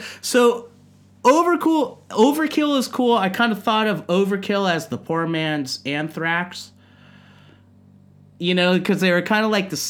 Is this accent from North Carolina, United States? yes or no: no; San Bruno, California, United States; moved away as an adult; now in Japan; My mom's from San Jose. I'm from San Bruno. I represent San Bruno, the home of YouTube. We've had fire. We've had big explosions, mass shootings. But I love my hometown